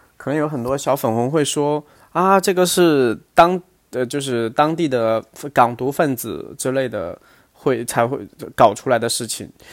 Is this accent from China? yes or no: yes; China; 我作为一个大陆人